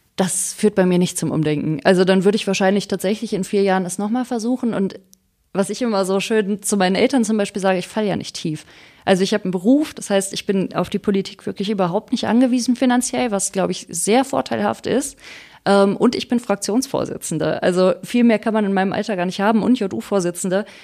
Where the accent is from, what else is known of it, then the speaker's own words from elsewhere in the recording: Wuppertal, North Rhine-Westphalia, Germany; Ich bin ähm, am Katernberg geboren, also in einer Gegend, wo es den Menschen relativ gut geht. Dann bin ich auf die Grundschule dort gegangen, dann aufs Gymnasium